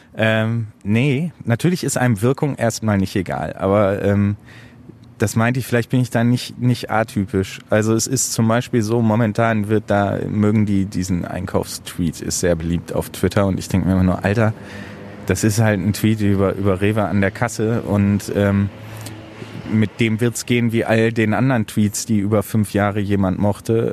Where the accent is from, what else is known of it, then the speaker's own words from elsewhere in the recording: Hamburg, Germany; also born or lived in Bochum; now in Essen, Germany; Also da ich in Hamburg geboren bin, ist Hamburg ein bisschen Heimat. Essen ist ein bisschen Heimat, weil ich da wohne.